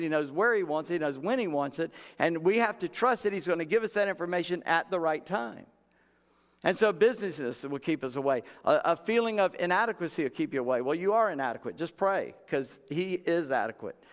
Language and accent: English; United States; we're American Christians